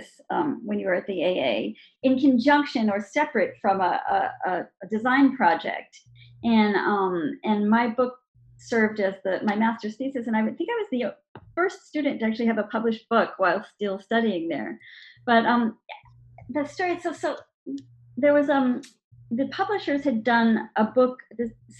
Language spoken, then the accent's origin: English; New York, United States; moved away as an adult; also born or lived in London; I grew up in New York.